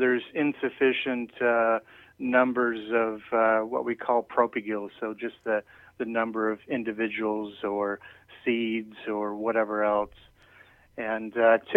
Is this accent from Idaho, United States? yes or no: yes; Idaho, United States; now in Florida, United States; I'm originally from Idaho